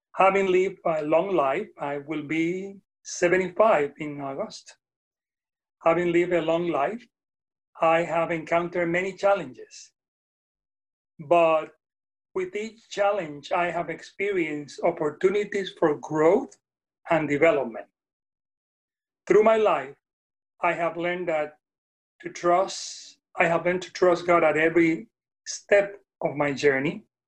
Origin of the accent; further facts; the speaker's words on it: Puerto Rico; first language Spanish; English is a second language; moved away as an adult; now in Nashville, United States; i was born in puerto rico and born and raised